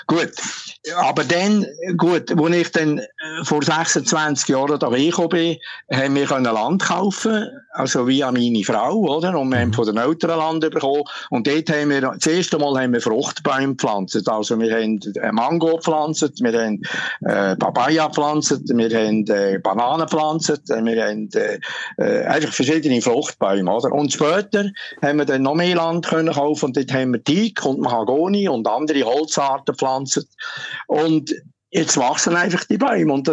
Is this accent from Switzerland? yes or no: yes; Switzerland; Ja, also, also ich meine, wir Schweizer, wir als Schweizer, uns interessiert